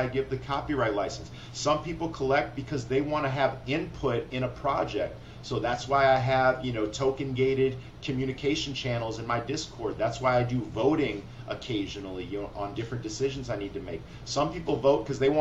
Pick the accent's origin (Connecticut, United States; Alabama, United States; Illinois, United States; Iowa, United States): Illinois, United States; Rockford; moved away; also born or lived in Chicago; I'm from the Midwest. You know, I'm from Rockford, Illinois. I spent a decade in Chicago